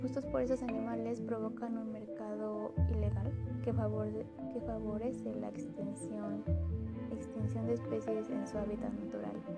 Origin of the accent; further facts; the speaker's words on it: Mexico; como ciudadanos mexicanos